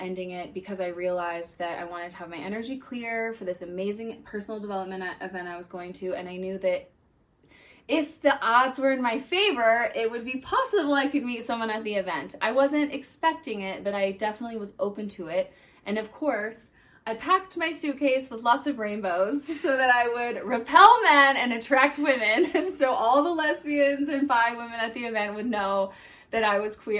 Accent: Denver, Colorado, United States; I'm from Denver, Colorado

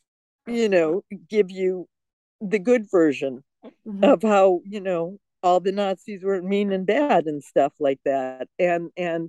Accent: outside of Detroit, Michigan, United States; also born or lived in Europe / Germany; now in New Mexico, United States; I grew up outside of Detroit, Motor City

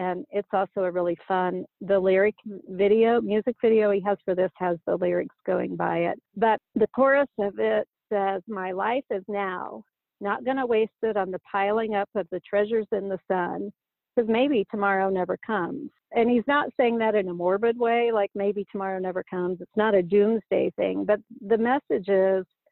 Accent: Indiana, United States; my home state of Indiana

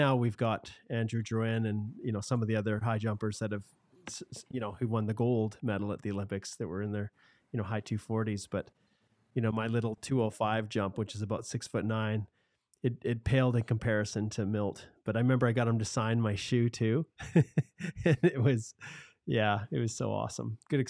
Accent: Vulcan, Alberta, Canada; I was from Vulcan. Well, those of you who are unaware of the geography in Alberta, Vulcan, Alberta is a small little, a little rural town.

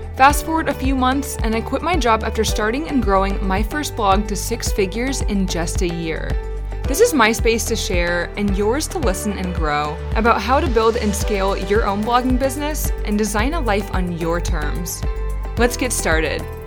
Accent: New Orleans, Louisiana, United States; moved away; also born or lived in Shreveport, Louisiana / Texas / Florida; I'm from New Orleans. I was born and raised there, but I did live in Shreveport for a few years

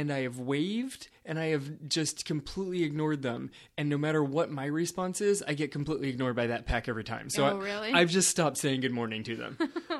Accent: California, United States; also born or lived in Florida; I'm from California and Florida.

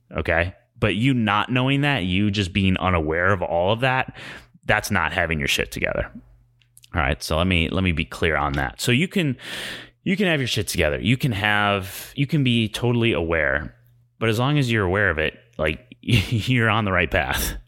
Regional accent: Chicago, Illinois, United States; now in Los Angeles, United States; I'm from Chicago and we don't have any kind of natural disasters. And so moving

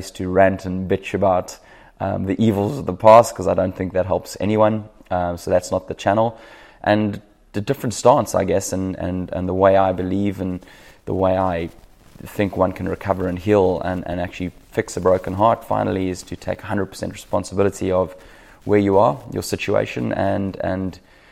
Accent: South Africa; moved away as an adult; now in Sunshine Coast, Australia; I'm a South African who now lives on the Sunshine Coast

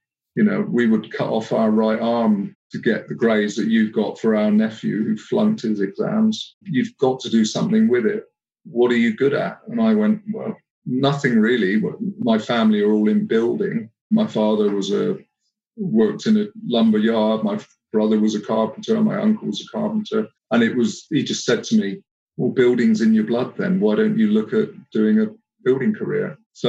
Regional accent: South West England, United Kingdom; accent: Cornish burr; now in London, United Kingdom; I had a terrible Cornish burr with my accent and it wouldn't fit in London life.

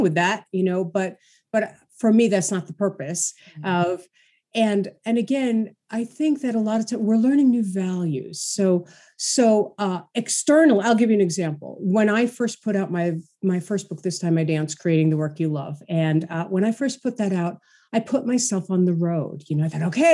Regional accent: New York City, New York, United States; born or raised there

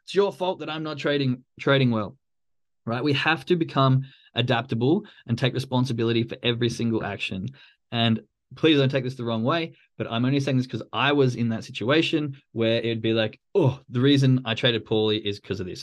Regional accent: Australia; I'm from Australia, so it's a very common thing for us to go hang out at the pub most of the weekend

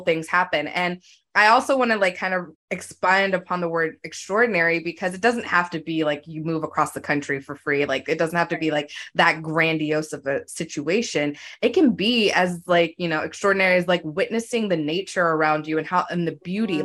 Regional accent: Virginia, United States; moved away as an adult; now in Los Angeles, United States; I grew up in Virginia and now I live in Los Angeles.

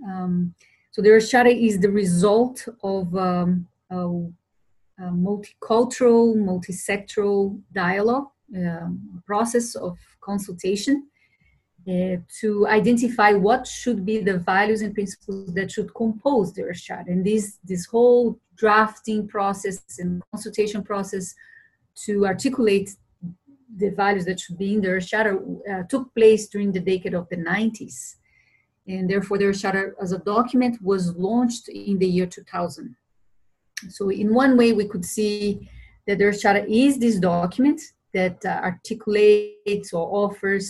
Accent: Brasília, Federal District, Brazil; also born or lived in Europe; now in Costa Rica; I was born and raised in Brazil, in Brasilia, the capital, very early on I moved to Europe.

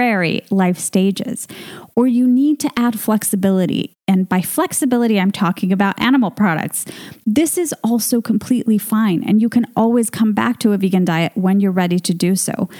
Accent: Venezuela; My home country of Venezuela

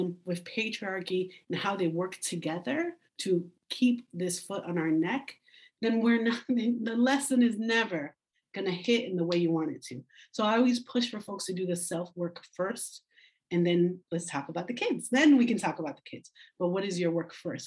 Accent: New York City, New York, United States; Mine's is Washington Heights.

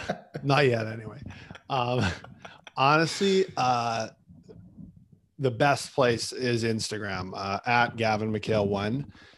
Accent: Winnipeg, Manitoba, Canada; I grew up in Winnipeg.

